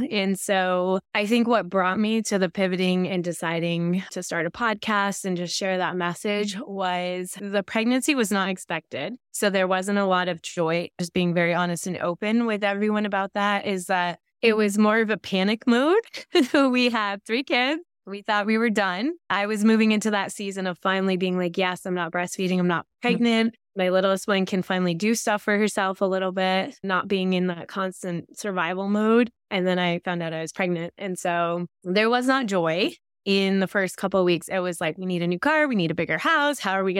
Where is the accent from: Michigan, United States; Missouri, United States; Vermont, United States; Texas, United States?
Vermont, United States; I'm from Northern Vermont, very rural area.